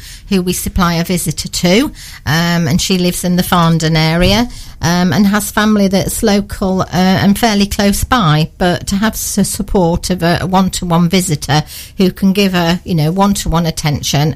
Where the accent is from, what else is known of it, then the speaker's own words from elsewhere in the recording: Barton-upon-Humber, Yorkshire and the Humber, United Kingdom; now in Newark, United Kingdom; I'm from Barton-on-Humber originally, where the Humber Bridge connects Barton and Hull. I moved locally here in 1987 and moved to the Newark area